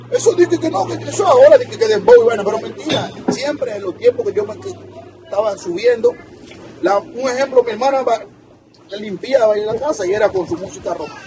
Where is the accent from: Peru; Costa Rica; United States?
United States; Brooklyn, New York; como yo me crié ahí en Brooklyn, para mí era una bendición.